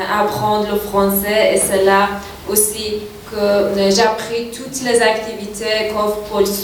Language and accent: French; Tehran, Tehran Province, Iran; French is a second language; now in Switzerland; Je suis iranienne de Tehran.